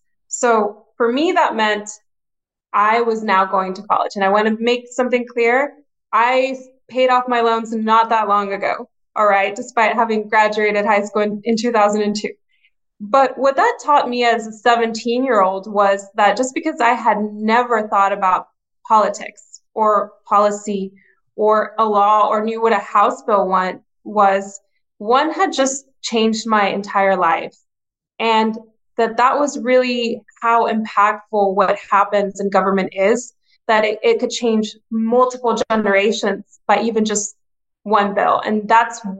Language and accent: English; Laredo, Texas, United States; moved away as an adult; also born or lived in Mexico / McAllen, Texas / Austin, Texas; I was born in Mexico, but grew up in Laredo